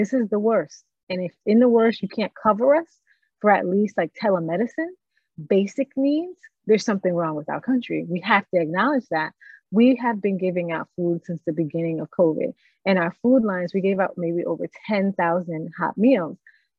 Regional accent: New York, United States; also born or lived in Miramar, Florida; I grew up in New York and in Miramar in Broward.

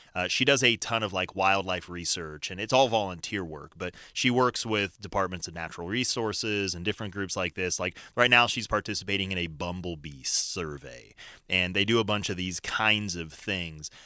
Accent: Colorado Springs, Colorado, United States; also born or lived in Boise, Idaho; I grew up in Colorado Springs.

